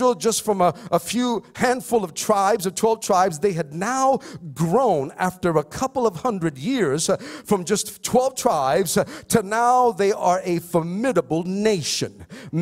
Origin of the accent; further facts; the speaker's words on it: Philippines; I'm Filipino